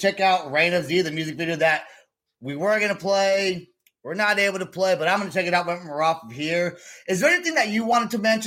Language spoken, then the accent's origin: English; Vacaville, California, United States; I grew up in Vacaville, California, which is where they're from